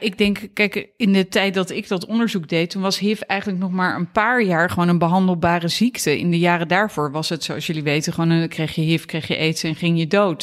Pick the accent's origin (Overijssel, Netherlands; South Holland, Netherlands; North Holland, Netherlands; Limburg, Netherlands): South Holland, Netherlands; Katwijk; moved away as an adult; also born or lived in Leiderdorp / Amsterdam; ik ben eh, geboren in Leiderdorp, maar ik ben opgegroeid in Katwijk aan Zee. Eh, in Zuid-Holland.